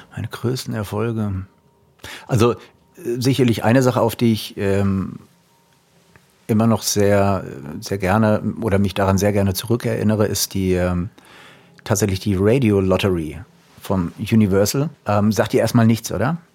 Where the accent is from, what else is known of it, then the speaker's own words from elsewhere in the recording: Frankfurt area, Taunus, Hesse, Germany; moved away as an adult; wieder zurück in meine alte Heimat zu gehen. Gründe dafür waren eher privater Natur. Alte Heimat heißt im Frankfurter Raum, im Taunus